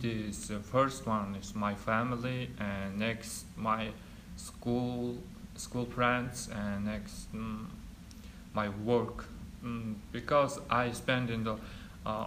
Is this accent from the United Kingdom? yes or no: no; Mongolia; English is a second language; moved away as an adult; now in United States; I'm from in Mongolia. I live in here just 2-3 years.